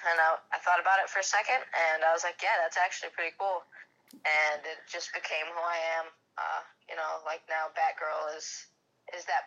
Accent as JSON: {"language": "English", "town": "Grayling", "region": "Michigan", "country": "United States", "tie": "born or raised there", "said": "I am from a small town in Michigan. It's called Grayling, Michigan."}